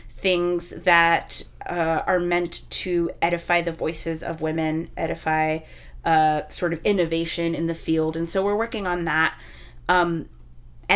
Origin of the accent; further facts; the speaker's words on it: Texas, United States; moved away; I'm from Texas